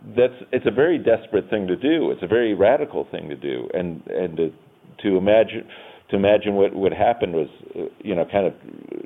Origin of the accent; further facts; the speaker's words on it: Town Line, New York, United States; And I talk about Town Line and the secession, and they would always ask, why? Why would a northern town secede? So I started one day. I started researching, and I typed in my old address.